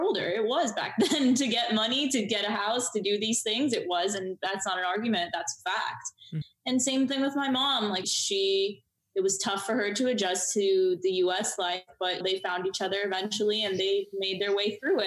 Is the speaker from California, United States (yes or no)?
no; Miami, Florida, United States; moved away; also born or lived in Boston; I grew up in Miami